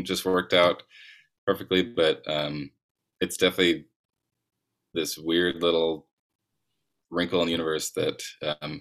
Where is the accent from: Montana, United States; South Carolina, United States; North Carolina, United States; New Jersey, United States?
Montana, United States; also born or lived in Los Angeles; growing up in Montana